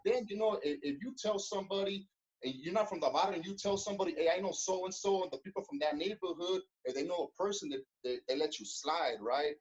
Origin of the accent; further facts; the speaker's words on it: Los Angeles, California, United States; I was born in Koreatown, right there in Los Angeles